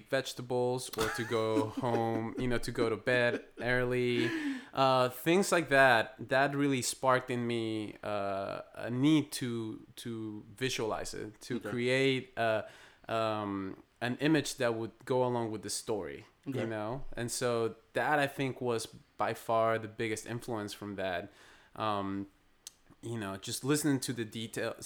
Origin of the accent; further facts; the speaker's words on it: Bogotá, Colombia; moved away as an adult; now in United States; I'm born and raised in Bogota, Colombia. And I've been living in the States for about 13 years now